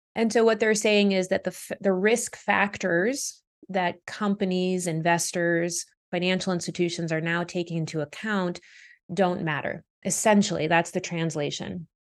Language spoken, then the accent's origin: English; Boston, Massachusetts, United States; also born or lived in Canada; we moved to Boston, which is where I spent most of my childhood, um, and I eventually became a U S citizen at eighteen. Um, so Boston is my hometown